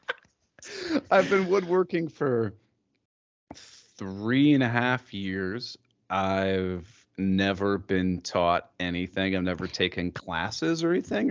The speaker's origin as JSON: {"language": "English", "town": "Columbus", "region": "Ohio", "country": "United States", "said": "I'm from Columbus, Ohio, which is like right in the middle of Ohio"}